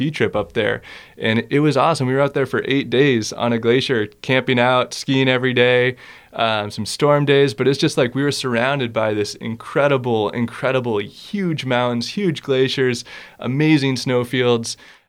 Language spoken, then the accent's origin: English; East Coast, United States; So yeah, going back to, growing up on the East Coast, there's sort of this history of conservation of, you know, Walden Pond being this special place.